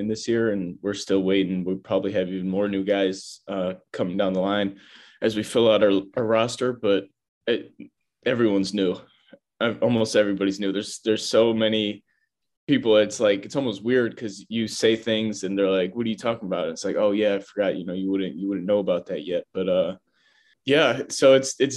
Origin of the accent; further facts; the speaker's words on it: Chicago, Illinois, United States; I'm from Chicago, Chicagoland area.